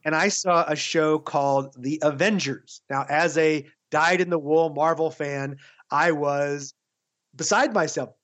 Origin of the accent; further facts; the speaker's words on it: Texas, United States; I grew up in Texas